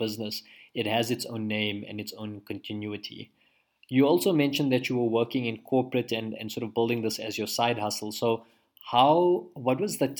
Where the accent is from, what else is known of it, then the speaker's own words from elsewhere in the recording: Pretoria, Gauteng, South Africa; I'm actually from Pretoria.